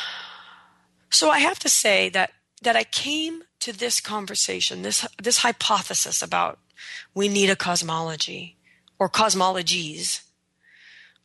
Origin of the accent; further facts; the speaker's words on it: United States; I'm an American